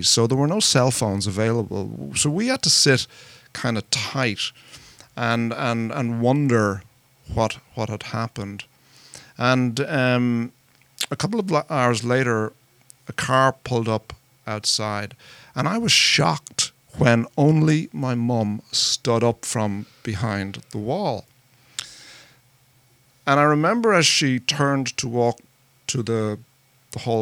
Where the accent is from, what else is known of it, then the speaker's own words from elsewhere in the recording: Ireland; moved away as an adult; now in United States; I'm not from around here. I'm from Ireland. And I came to America 11 years ago